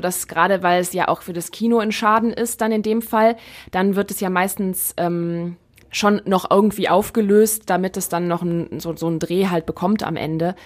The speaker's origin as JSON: {"language": "German", "town": "Neuss", "region": "North Rhine-Westphalia", "country": "Germany", "tie": "born or raised there", "said": "in Neuss, ähm, in meiner Heimat"}